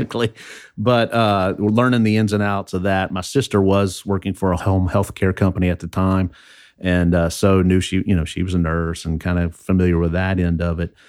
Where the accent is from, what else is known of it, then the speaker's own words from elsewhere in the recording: southern Indiana, United States; also born or lived in Louisville, Kentucky / Alexandria; now in Baton Rouge, United States; We moved, uh, to Indiana when, I guess I was in first grade and lived on a farm in a forty acre farm in southern Indiana.